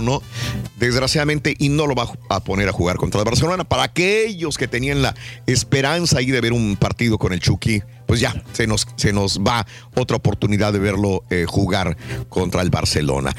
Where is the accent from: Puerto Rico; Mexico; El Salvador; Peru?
Mexico; now in United States; mi origen es México, que nací en México